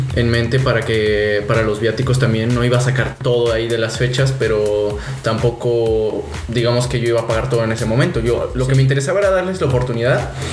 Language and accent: Spanish; Mexico City, Mexico; also born or lived in Puebla; now in Cancún, Mexico; yo nací en Ciudad de México, viví mi infancia allá